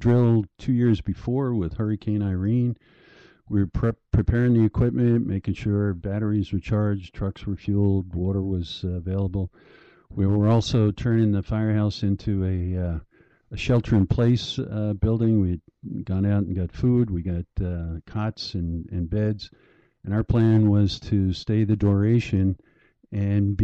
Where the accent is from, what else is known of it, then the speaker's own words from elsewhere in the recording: Breezy Point, New York, United States; also born or lived in Long Island; I grew up in Breezy Point after college